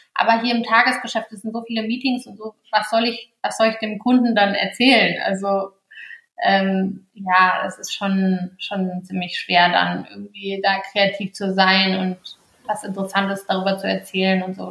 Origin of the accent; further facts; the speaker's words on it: Cologne, North Rhine-Westphalia, Germany; Ich bin auch mit vielen Bloggern so aufgewachsen in dem Sinne, weil ich aus Köln komme